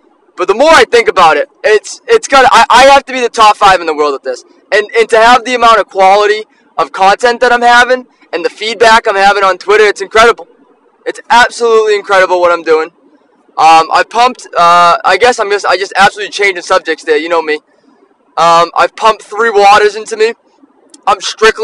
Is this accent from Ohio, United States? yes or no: no; Taunton, Massachusetts, United States; I'm from Taunton. I'm a townie